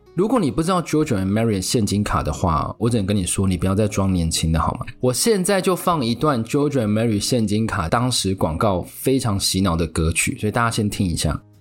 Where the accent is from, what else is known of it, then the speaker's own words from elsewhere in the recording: Taiwan; 我们台湾人